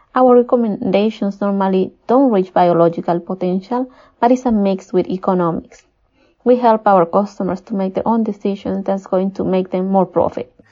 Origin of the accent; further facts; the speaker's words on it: Peru; I was born and raised in Peru